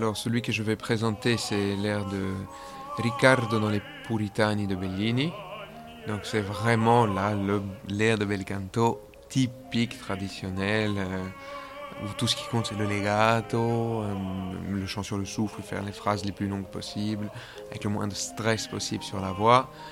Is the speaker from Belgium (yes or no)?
yes; Belgium; moved away as an adult; also born or lived in Geneva, Switzerland / Zurich, Switzerland; je suis belge